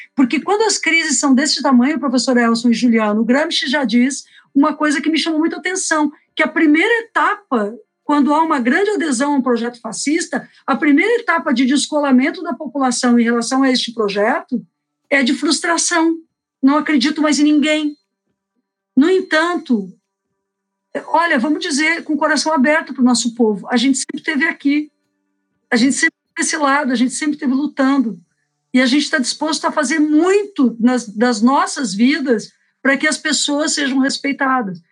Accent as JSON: {"language": "Portuguese", "town": "Porto Alegre", "region": "Rio Grande do Sul", "country": "Brazil"}